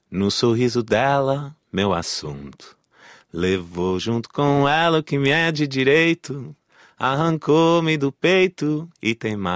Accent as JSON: {"language": "French", "country": "Morocco", "first_language": "Moroccan Arabic", "second_language": "French", "said": "Ben, moi, ma langue, euh, ma langue maternelle, c'est l'arabe, hein, l'arabe marocain, puisque je suis marocain."}